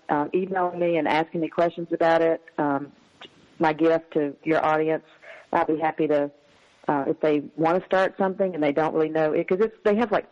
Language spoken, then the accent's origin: English; the South, United States; growing up in the South as a woman